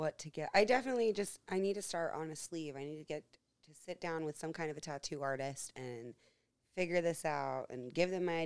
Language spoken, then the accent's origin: English; Pennsylvania, United States; moved away as an adult; also born or lived in Florida; I grew up in Pennsylvania